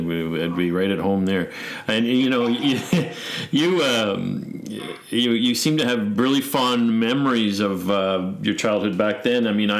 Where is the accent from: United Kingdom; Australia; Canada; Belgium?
Canada; Saskatchewan; moved away; I'm originally from Saskatchewan